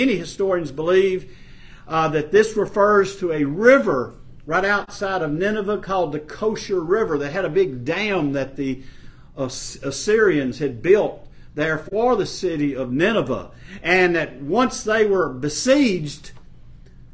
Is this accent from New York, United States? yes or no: no; Ferriday, Louisiana, United States; the little town I was brought up in North Louisiana, Faraday, Louisiana